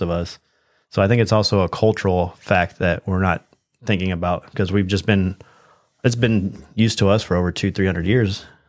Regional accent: United States; we've been raised pretty much our whole time as American citizens

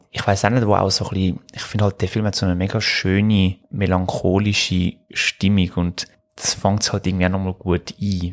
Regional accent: Switzerland; bei uns in der Schweiz

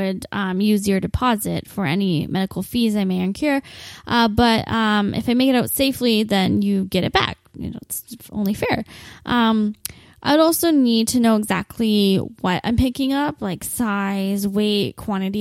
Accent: Windsor, Ontario, Canada; I'll only be based here in my hometown of Windsor

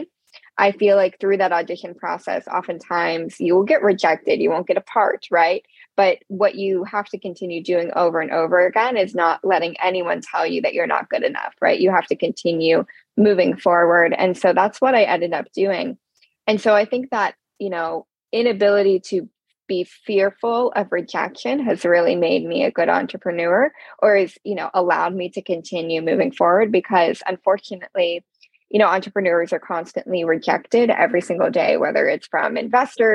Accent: Pittsburgh, Pennsylvania, United States; I grew up in Pittsburgh, Pennsylvania.

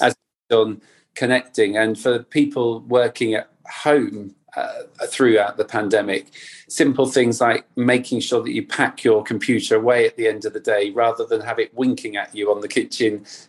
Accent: North Cornwall, South West England, United Kingdom; I grew up in Cornwall, in North Cornwall by the sea

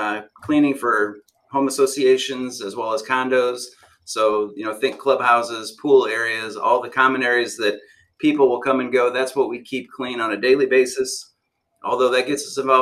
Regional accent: Fort Wayne, Indiana, United States; moved away as an adult; now in Southwest Florida, United States; I grew up in Indiana. I came from the north as well. Yeah. Grew up in Fort Wayne

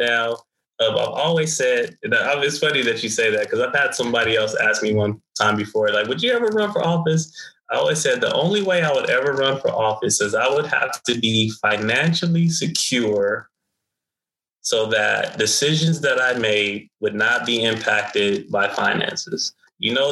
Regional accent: Phoenix, Arizona, United States; I come from South Phoenix. I still live in South Phoenix

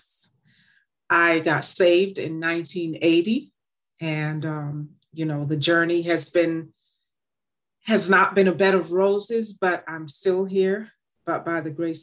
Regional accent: Boston, Massachusetts, United States; born or raised there; also born or lived in Jamaica

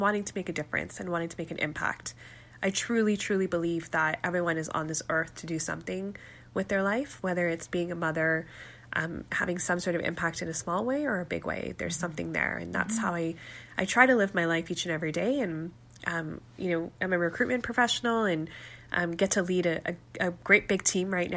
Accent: Calgary, Alberta, Canada; I was born and raised in Calgary to Pakistani Muslim parents

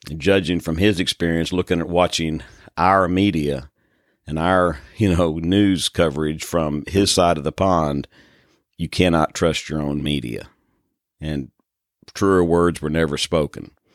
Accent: United States; I'm an American

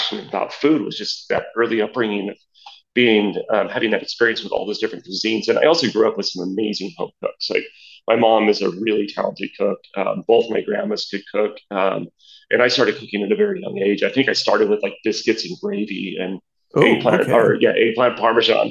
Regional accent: Southern California, United States; I grew up in Southern California

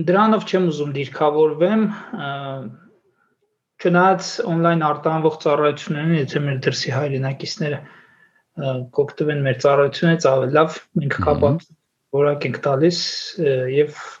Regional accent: Armenia; ծնվել եմ ապրում եմ Հայաստանում, մասնագիտությամբ տնտեսագետ եմ

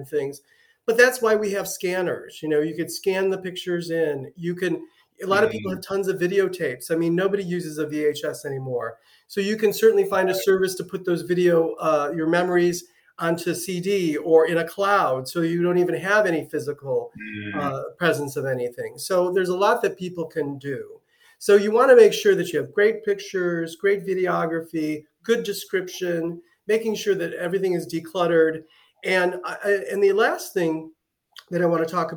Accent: Cleveland, Ohio, United States; now in Southwest Florida, United States; I'm from Cleveland

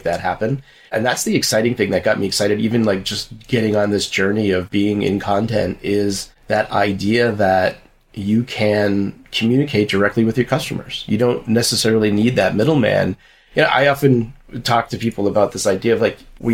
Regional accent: Massachusetts, United States; moved away; also born or lived in New York; I'm originally from Massachusetts

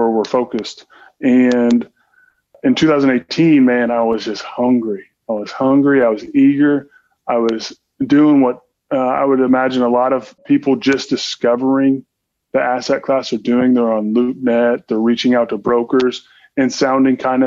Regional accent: Southern Indiana, United States; moved away; I was born and raised in Southern Indiana

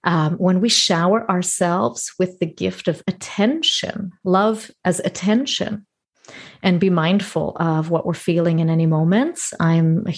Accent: Toronto, Ontario, Canada; moved away as an adult; also born or lived in northern Greece; now in Greece; I was born and raised in Toronto, Canada. And for the last 6 years, I've been living in Greece, in northern Greece

